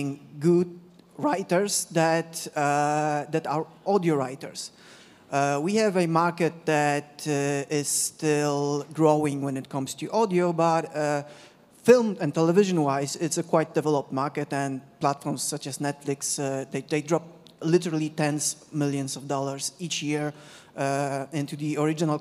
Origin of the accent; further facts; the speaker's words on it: Poland; I'm from Poland, Central Europe